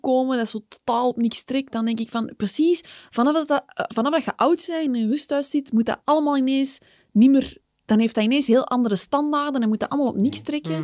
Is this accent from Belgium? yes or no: yes; Kempen, Belgium; Ik ben ook van de Kempen